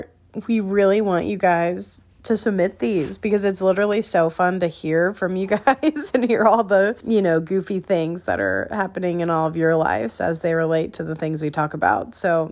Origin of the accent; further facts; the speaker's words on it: Glen Ellyn, Illinois, United States; moved away; my hometown in Glen Ellyn